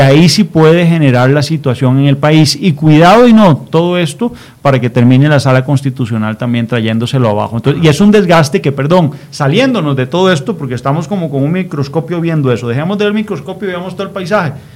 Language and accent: Spanish; Costa Rica; a mí como costarricense